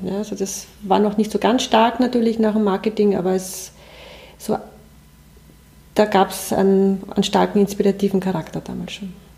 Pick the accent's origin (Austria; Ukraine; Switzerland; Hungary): Austria; Waldviertel, Lower Austria; moved away as an adult; now in Germany; nach meiner Kindheit im Waldviertel